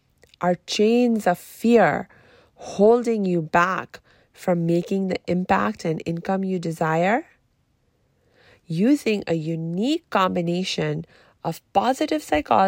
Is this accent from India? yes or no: yes; India; also born or lived in Pakistan; And certainly the way it used to be traditionally, and when I was growing up in India and Pakistan, that was back in the 80s and 90s, you know, and my family was fairly traditional in our lifestyle.